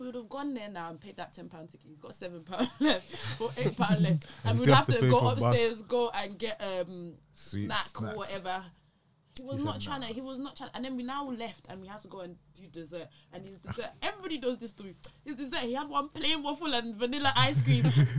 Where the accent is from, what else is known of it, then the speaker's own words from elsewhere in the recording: London, United Kingdom; I'm from London.